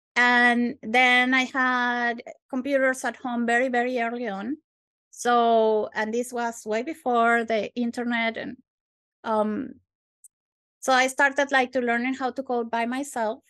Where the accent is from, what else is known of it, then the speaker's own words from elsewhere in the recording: Venezuela; moved away as an adult; now in Glasgow, United Kingdom; I am actually from Venezuela, from South America